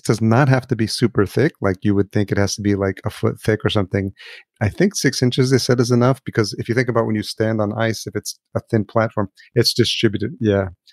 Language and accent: English; Yonkers, New York, United States; moved away as an adult; now in Minneapolis, United States; I'm originally from New York. I grew up in Yonkers, New